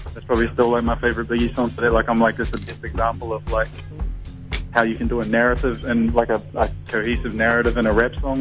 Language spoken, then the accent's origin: English; New Zealand; born or raised there